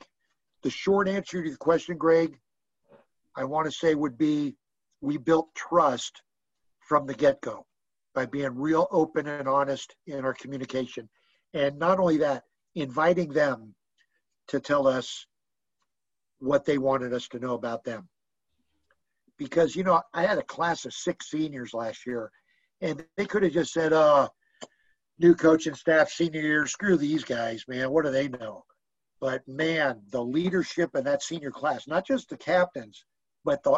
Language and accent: English; San Francisco, California, United States; I grew up out in the Sunset District in San Francisco